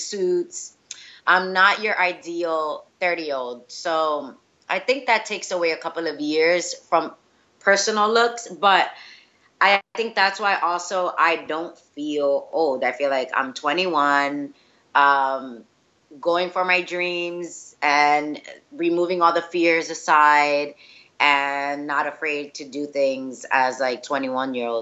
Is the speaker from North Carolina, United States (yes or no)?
no; New York, United States; first language Spanish; English is a second language; I grew up in New York, in Washington Heights